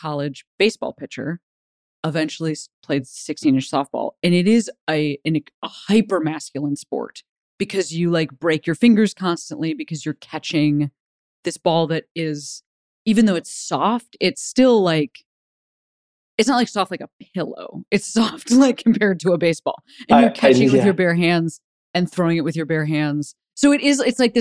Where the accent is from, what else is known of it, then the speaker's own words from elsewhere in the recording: Chicago, Illinois, United States; I'm from Chicago.